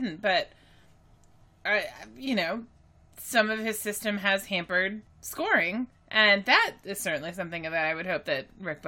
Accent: Texas, United States; I grew up in Texas and I grew up all over the place, but I've spent the majority of my life in Texas at this point. And I don't really hear an accent if I have one.

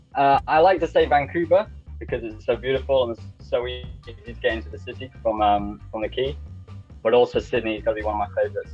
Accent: Lincolnshire, East Midlands, United Kingdom; I'm from Lincolnshire, which is northeast of England uh, about three hours north of London

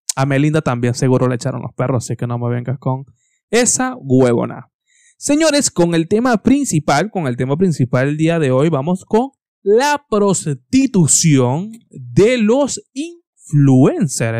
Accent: Venezuela; soy venezolano

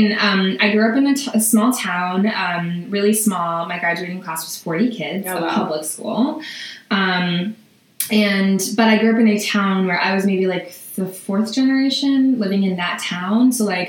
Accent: southern Vermont, United States; now in New York, United States; So I grew up in Vermont, in rural Vermont, in southern Vermont. And it was pretty like idyllic, you know, on paper and in general, like we were in a log cabin that my dad built in the woods, and you know, my parents had land

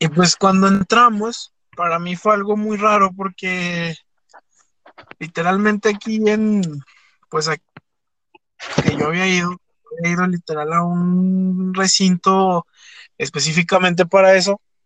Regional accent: Fresnillo, Zacatecas, Mexico; nosotros, que somos de Fresnillo

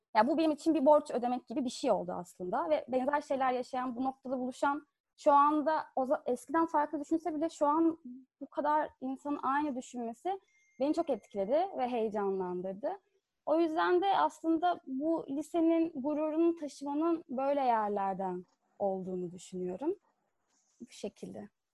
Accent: Fethiye, Muğla, Turkey; ben Fethiye'de büyüdüm.

